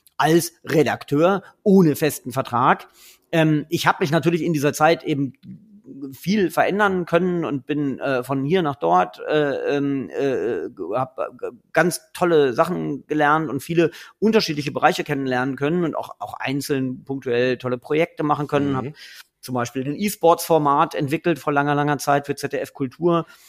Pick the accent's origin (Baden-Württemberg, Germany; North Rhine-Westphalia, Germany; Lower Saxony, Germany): Lower Saxony, Germany; Göttingen; Ich komme ja aus Göttingen, deswegen ist es für mich ähm, äh, ein, ein Zurück in meine Heimatregion